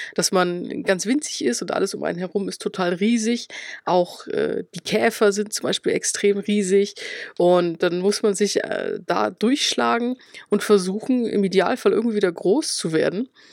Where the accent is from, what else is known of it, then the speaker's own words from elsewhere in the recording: Schwandorf, Bavaria, Germany; ich komme aus der Oberpfalz, also tatsächlich aus Schwandorf